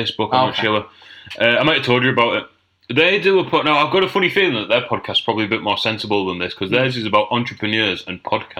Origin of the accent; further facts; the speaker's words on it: Middlesbrough, North East England, United Kingdom; I'm from Middlesbrough.